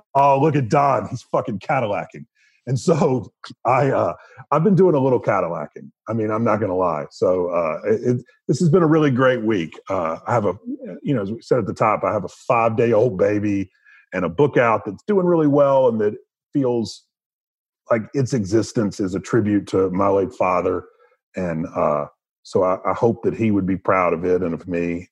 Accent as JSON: {"language": "English", "region": "the South", "country": "United States", "tie": "born or raised there", "said": "growing up in the South"}